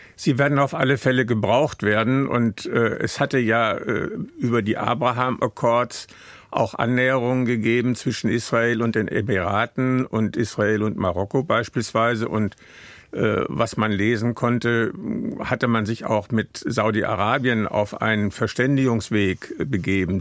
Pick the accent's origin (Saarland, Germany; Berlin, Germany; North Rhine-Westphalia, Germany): North Rhine-Westphalia, Germany; Münster; Ich äh, bin ja aus Münster